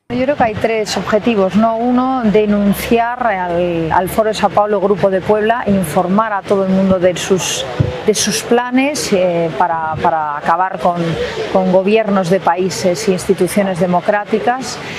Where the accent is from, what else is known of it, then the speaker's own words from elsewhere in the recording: Cuba; now in Spain; Los cubanos, yo soy cubana también, hemos sufrido estos 63 años.